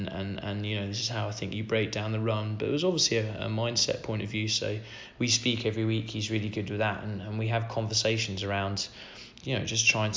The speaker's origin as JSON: {"language": "English", "area": "Suffolk", "region": "East of England", "country": "United Kingdom", "tie": "born or raised there", "said": "I grew up in Suffolk"}